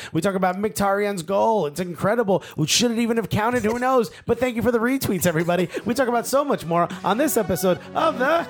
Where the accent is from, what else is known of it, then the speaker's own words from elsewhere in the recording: United States; And I think now what we've realized is that we're American soccer fans talking about soccer from an American perspective.